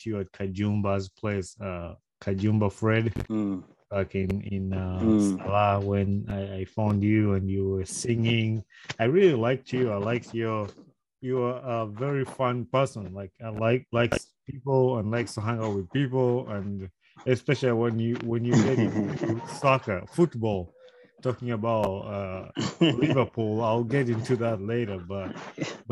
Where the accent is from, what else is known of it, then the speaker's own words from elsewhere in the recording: Wakiso, Central Region, Uganda; moved away; when I was still in Uganda, in Wakiso